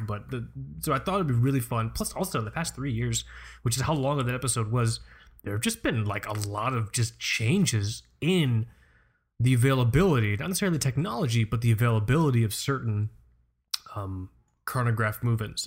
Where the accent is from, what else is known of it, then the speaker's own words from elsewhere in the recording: Florida, United States; moved away; also born or lived in Amityville, Long Island, New York; I grew up in Florida